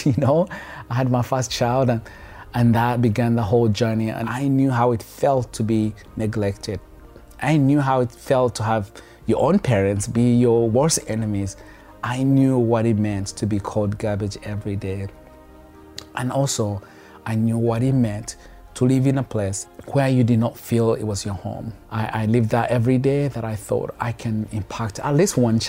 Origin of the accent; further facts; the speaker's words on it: Kampala, Uganda; moved away as an adult; now in United States; kids on the streets of Kampala, but he didn't walk away, but he wanted to do something. And he happened to help one, and that one happened to be me